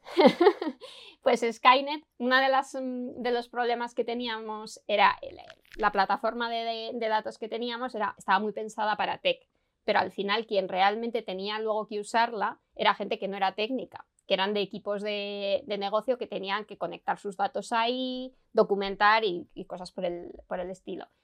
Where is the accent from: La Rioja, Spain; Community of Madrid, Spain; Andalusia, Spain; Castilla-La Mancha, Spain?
La Rioja, Spain; Logroño; yo vengo de, de Logroño